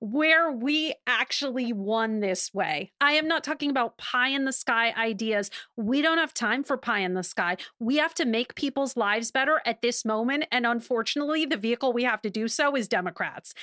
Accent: Wisconsin, United States; Wisconsin, an incredibly important battleground, also coincidentally my home state

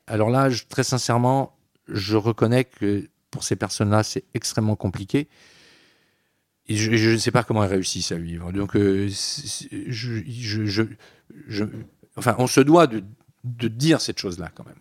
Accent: Breton, Brittany, France; je suis breton, pas bretonnant, mais quand même, euh, culturellement, je revendique cette identité bretonne

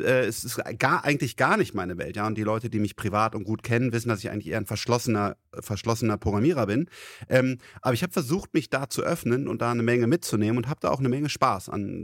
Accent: Rhineland, Germany; ich bin Rheinländer

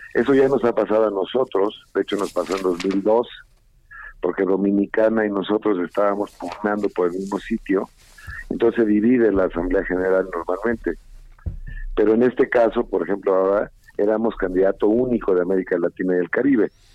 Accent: Mexico

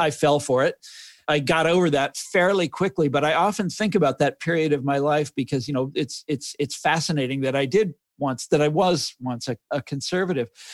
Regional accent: Kansas City, United States; now in Washington, D.C., United States; when I was growing up, growing up in Kansas City, we were the, um, antithesis of New York

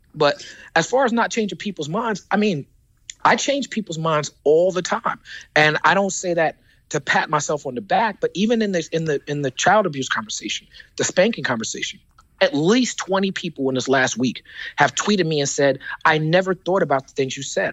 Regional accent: New York City, New York, United States; I am the rapper from Brooklyn

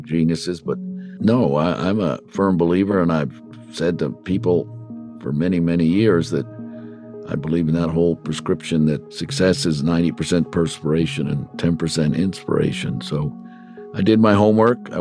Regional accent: Mineola, New York, United States; I grew up in the village of Mineola.

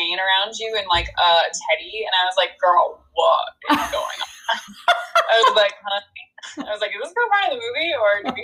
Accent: New Hampshire, United States; also born or lived in New York; I was born in New York. I like grew up in New Hampshire.

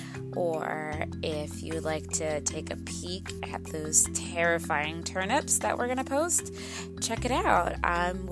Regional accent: Midwest, United States; moved away; being originally from the Midwest

